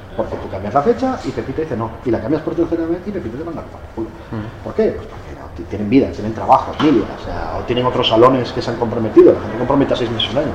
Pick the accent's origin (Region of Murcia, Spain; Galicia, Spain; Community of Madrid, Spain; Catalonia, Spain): Galicia, Spain; Yo soy gallego